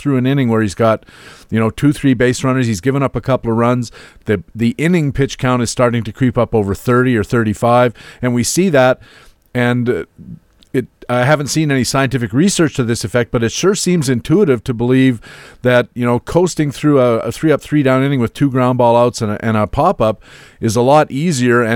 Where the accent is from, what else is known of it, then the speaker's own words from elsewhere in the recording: Waterloo, Ontario, Canada; the University of Waterloo, not only my home country, my hometown, that's where I live